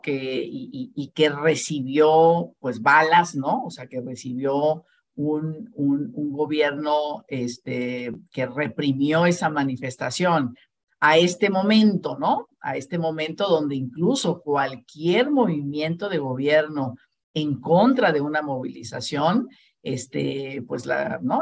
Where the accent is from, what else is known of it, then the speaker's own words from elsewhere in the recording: Ciudad Obregón, Sonora, Mexico; moved away as an adult; now in Mexico City, Mexico; yo soy de Ciudad Obregón, Sonora